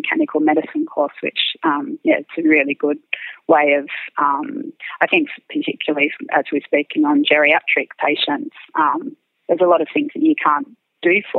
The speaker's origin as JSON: {"language": "English", "town": "Dubbo", "region": "New South Wales", "country": "Australia", "tie": "born or raised there", "said": "I grew up in Dubbo"}